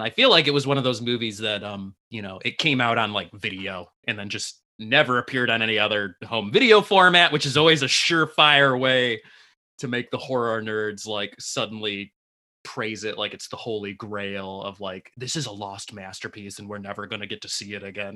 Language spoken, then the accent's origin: English; Detroit, Michigan, United States; we're just repping hometown, a hometown